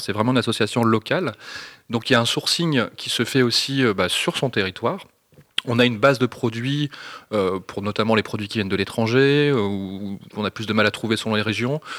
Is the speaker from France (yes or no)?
yes; northern France, France; je viens du nord de la France